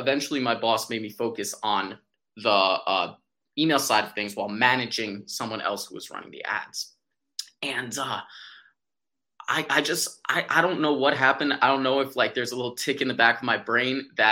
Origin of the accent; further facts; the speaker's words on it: New York City, New York, United States; I'm from New York City